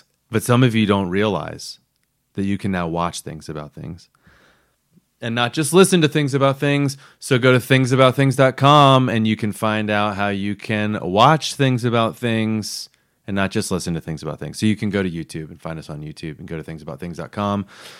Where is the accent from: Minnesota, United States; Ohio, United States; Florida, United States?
Florida, United States; Daytona Beach; moved away; originally from Florida.